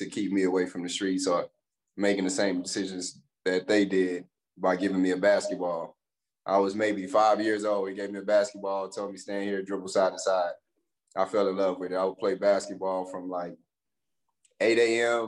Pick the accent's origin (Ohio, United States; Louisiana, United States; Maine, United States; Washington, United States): Louisiana, United States; Pineville; moved away as an adult; also born or lived in DeRidder, Louisiana / Hayward, California; I grew up in Palmville, Louisiana